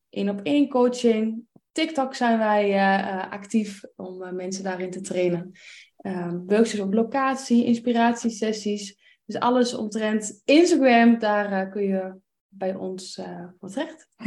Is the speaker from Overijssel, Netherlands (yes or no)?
yes; Enschede, Overijssel, Netherlands; 34 jaar. Wij komen uit Enschede.